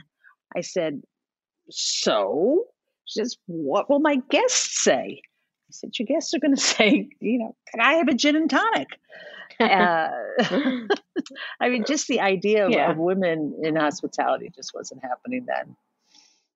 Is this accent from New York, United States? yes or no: yes; New York City, New York, United States; I'm a native New Yorker, third generation Manhattan.